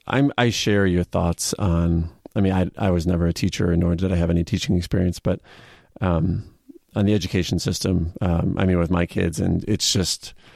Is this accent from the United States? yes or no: yes; Buffalo Grove, Illinois, United States; I'm from Buffalo Grove, which is right in that same general area.